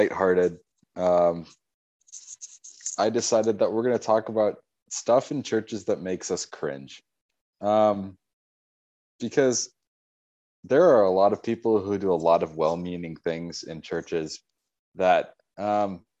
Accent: Minneapolis, Minnesota, United States; we're growing up in the Twin Cities

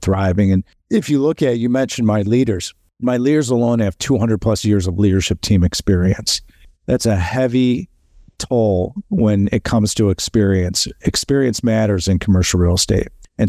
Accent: Chicago, Illinois, United States; now in California, United States; We are headquartered in Chicago. You probably hear my accent. Yeah. That's where our headquarters are. That's where I'm from. I moved to California about 3 years ago.

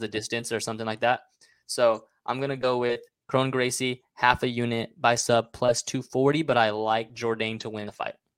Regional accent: Mexico; all my people in my home country, Mexico

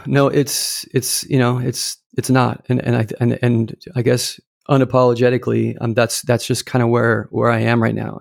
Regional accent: Irvine, California, United States; I grew up in Irvine, California.

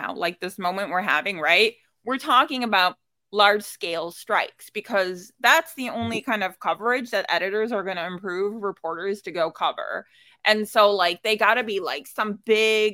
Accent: Dearborn, Michigan, United States; I grew up in Dearborn

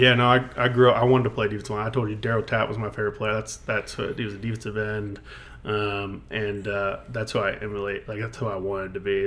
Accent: Mechanicsville, Virginia, United States; Mechanicsville, um, born and raised.

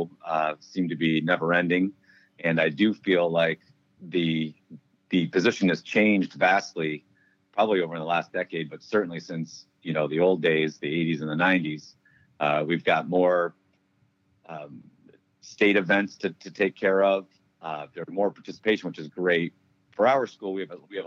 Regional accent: Saranac Lake, New York, United States; moved away as an adult; After about a decade away from my hometown, I moved back to Saranac Lake, 2001, as an English teacher

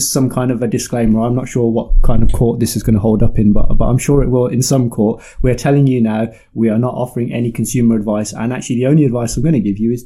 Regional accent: the Midlands, England, United Kingdom; I'm from the Midlands, and in the Midlands, we had something called the Bargain Pages

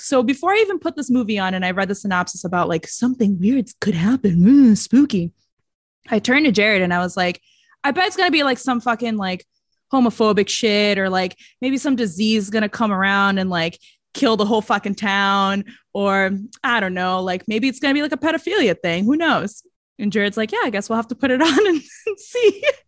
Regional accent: Brazil; accent: Brazilian; That's my Brazilian accent

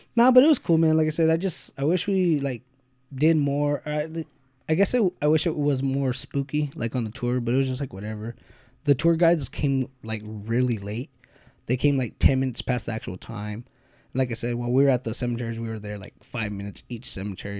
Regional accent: United States; being American

